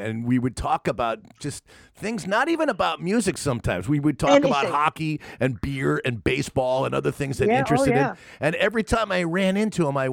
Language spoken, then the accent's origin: English; United States; moved away; also born or lived in Connecticut; I grew up on the East Coast too. I grew up in New York and in Connecticut.